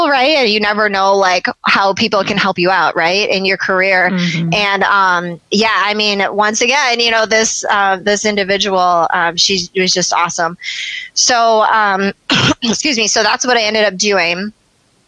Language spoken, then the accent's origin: English; Michigan, United States; I'm from Michigan